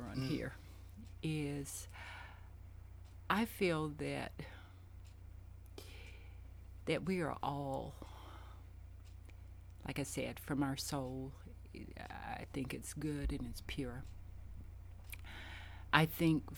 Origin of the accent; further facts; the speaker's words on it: the South, United States; now in Richmond, United States; I grew up in the South, and when I grew up, even though I knew my neighbors, and I lived in the projects